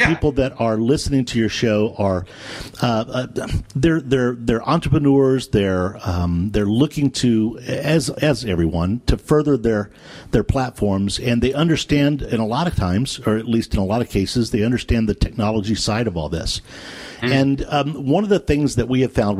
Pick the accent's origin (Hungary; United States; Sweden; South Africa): United States; Texas; I'm from Texas